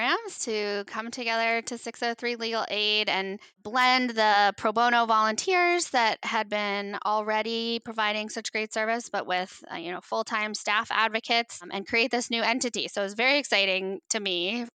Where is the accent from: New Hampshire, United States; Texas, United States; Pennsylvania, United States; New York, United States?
New Hampshire, United States; Upper Valley; moved away as an adult; it's here in New Hampshire and I grew up in the Upper Valley